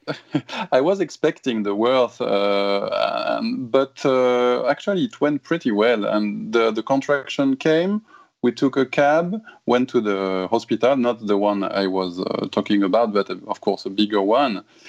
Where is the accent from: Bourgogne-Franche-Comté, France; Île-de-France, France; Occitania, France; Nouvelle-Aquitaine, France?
Occitania, France; Toulouse; English is a second language; moved away as an adult; now in Japan; So we had to go in Toulouse, my hometown in south of France